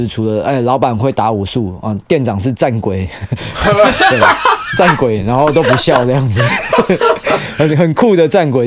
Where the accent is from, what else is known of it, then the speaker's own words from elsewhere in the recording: Taiwan; 我们台湾人